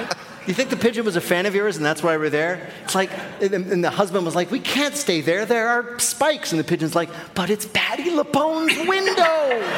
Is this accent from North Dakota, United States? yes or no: no; New Jersey, United States; I grew up in New Jersey